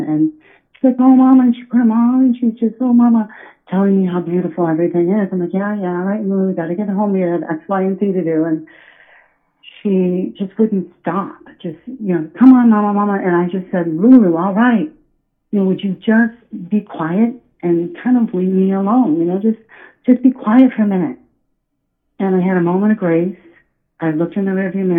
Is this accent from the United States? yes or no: yes; Iowa, United States; now in New England, United States; I'm from Iowa